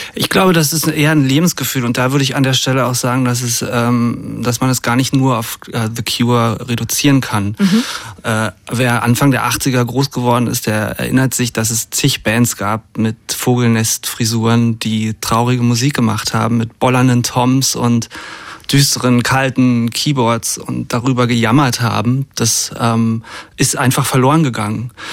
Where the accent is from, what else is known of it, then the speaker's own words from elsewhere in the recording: GDR, about 40 km north of Berlin, Brandenburg, Germany; moved away; geboren in der DDR. Et, etwas über Berlin, so 40 Kilometer drüber und aber viel in Berlin gewesen als Kind schon